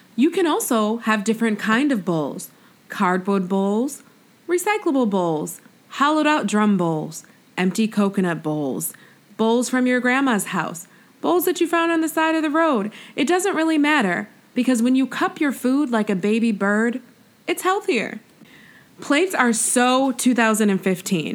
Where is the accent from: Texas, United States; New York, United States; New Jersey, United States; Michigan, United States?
New York, United States; me being from New York State, but then like being a New Yorker for like 10 years